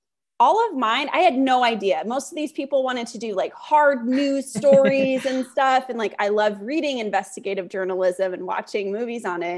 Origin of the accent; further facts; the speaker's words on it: California, United States; cause I'm from Northern California. Perfect. So I was like, I can move home